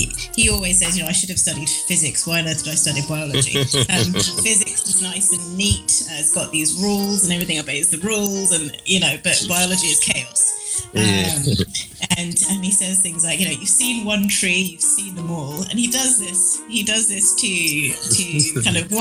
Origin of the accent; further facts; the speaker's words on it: United Kingdom; moved away as an adult; now in Peru; I'm a British person